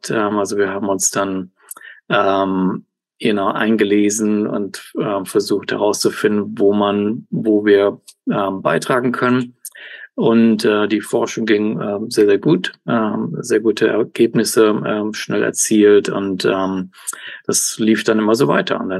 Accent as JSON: {"language": "German", "town": "Cologne", "region": "North Rhine-Westphalia", "country": "Germany", "tie": "born or raised there", "said": "Also ähm, ursprünglich aus Deutschland, aus Köln. Äh, da bin ich genau geboren, aufge"}